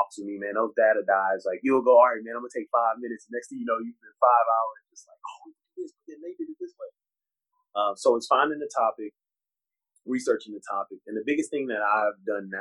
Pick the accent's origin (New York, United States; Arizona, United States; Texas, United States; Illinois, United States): Texas, United States; Houston; being a Rockets fan growing up in Houston